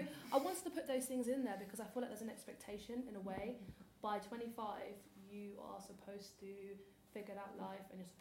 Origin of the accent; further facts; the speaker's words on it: Nigeria; because I'm Nigerian